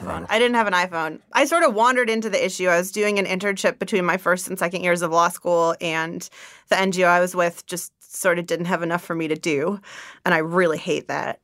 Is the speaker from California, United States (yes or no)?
yes; East Bay, San Francisco Bay Area, California, United States; also born or lived in Zimbabwe; I grew up in the Bay Area